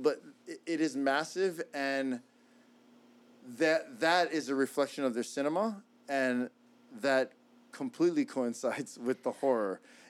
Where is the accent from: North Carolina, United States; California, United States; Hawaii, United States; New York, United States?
Hawaii, United States; we're born and raised in Hawaii.